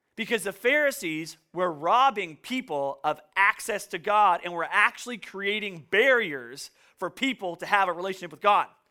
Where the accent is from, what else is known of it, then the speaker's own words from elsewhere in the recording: Canso, Nova Scotia, Canada; moved away; also born or lived in Woods Harbour, Nova Scotia; where I grew up in Kanso, we, like, never really locked our doors